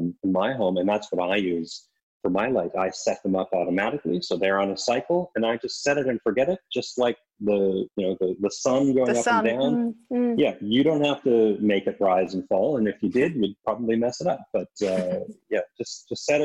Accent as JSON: {"language": "English", "region": "East Coast", "country": "Canada", "tie": "born or raised there", "moved": "yes", "said": "When I was a little kid, I grew up in Canada on the East Coast"}